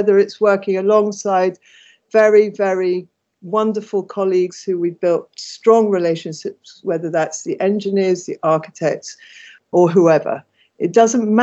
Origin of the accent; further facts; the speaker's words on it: London, United Kingdom; I'm born and bred in Islington